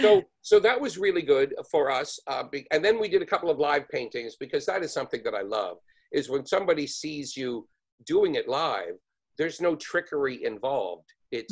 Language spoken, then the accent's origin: English; Canada; also born or lived in New York; as a Canadian.